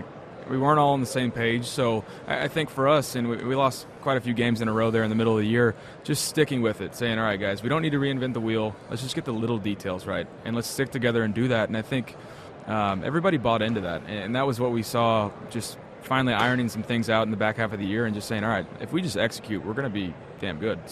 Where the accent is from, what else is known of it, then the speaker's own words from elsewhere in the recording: Texas, United States; Growing up in Texas, he did as well.